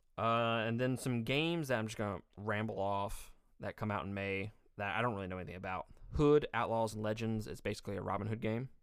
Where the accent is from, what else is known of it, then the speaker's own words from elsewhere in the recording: Mississippi, United States; I'm from Mississippi.